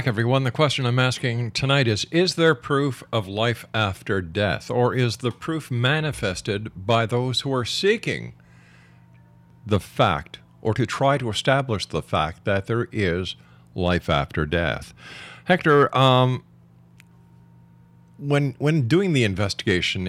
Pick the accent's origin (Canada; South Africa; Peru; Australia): Canada; I'm from Canada